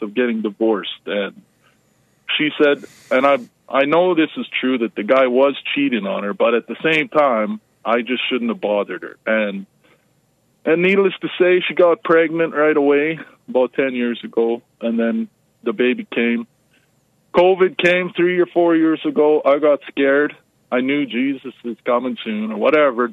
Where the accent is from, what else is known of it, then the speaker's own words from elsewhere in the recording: Canada; I grew up in Canada here